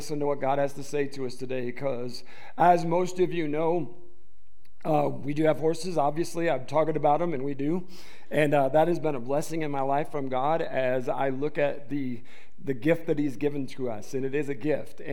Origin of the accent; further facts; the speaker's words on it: Detroit, Michigan, United States; I was raised in the Detroit metro area.